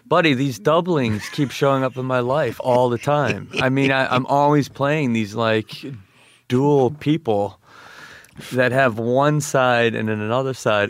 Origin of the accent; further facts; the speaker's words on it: Kenosha, Wisconsin, United States; Kenosha, Wisconsin